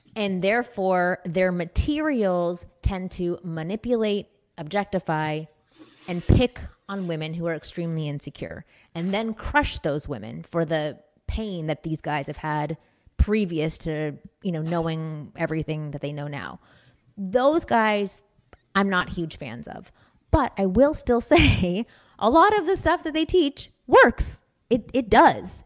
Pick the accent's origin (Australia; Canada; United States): Canada; Toronto, Ontario; moved away; I'm from Toronto. I grew up in a Jewish community